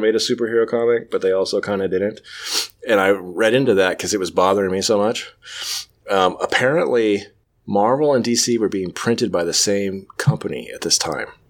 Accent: United States; I'm an American

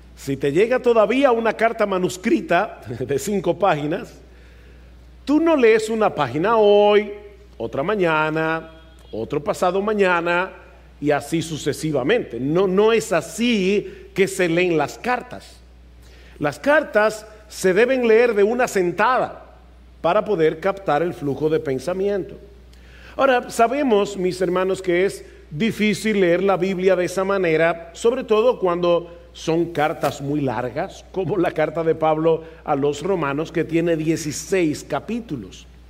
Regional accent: Dominican Republic; nosotros somos dominicanos.

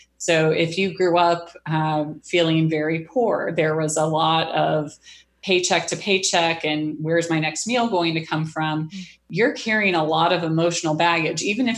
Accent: Wisconsin, United States; also born or lived in Missouri; I grew up predominantly in Wisconsin. I moved around a lot as a little girl and then settled in Missouri.

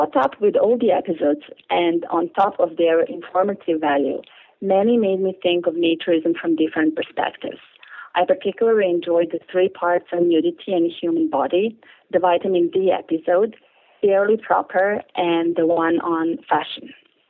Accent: Belgrade, Serbia; I grew up in Belgrade in Serbia, which is part of former Yugoslavia in Southeast Europe in the late 70s and 80s, at the time when naturism was flourishing on nude beaches along the beautiful Adriatic coast

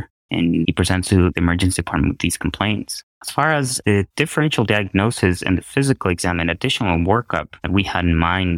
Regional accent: Ecuador; moved away as an adult; now in Evanston, United States; I was born and raised in Ecuador.

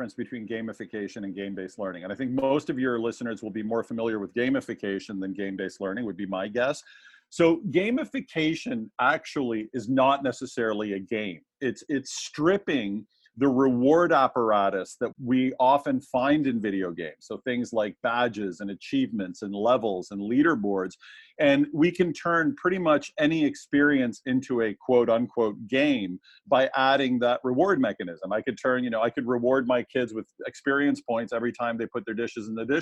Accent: Canada; accent: Canadian; also born or lived in Toronto, Ontario; my Canadian accent

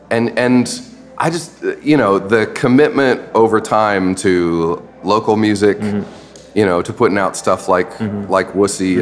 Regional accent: Idaho, United States; now in Cincinnati, United States; I'm from Idaho.

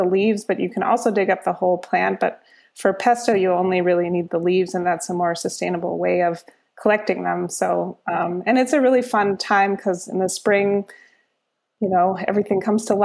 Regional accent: Germany; moved away as an adult; now in Minneapolis, United States; I grew up in Germany. My dad is German and my mom is from the Twin Cities area

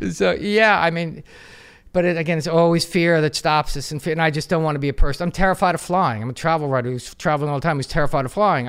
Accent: United States; I'm American, I'm proud to be American, I wouldn't wanna be anything but American

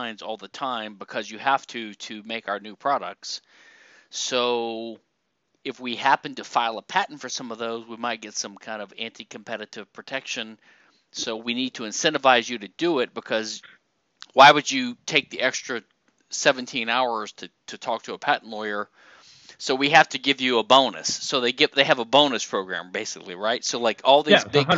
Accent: the South, United States; we Southerners

